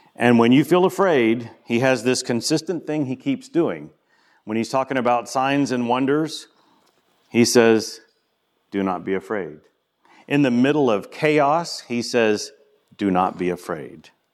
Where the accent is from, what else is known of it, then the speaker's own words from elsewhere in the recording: the South, United States; I'm from the South